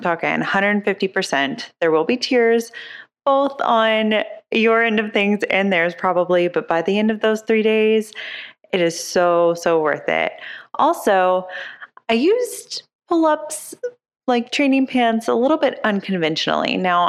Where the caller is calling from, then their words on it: Dayton, Ohio, United States; from Dayton